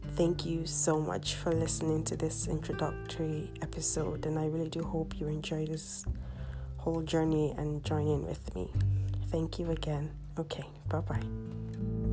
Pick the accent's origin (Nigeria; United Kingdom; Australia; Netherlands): Nigeria; I'm Nigerian.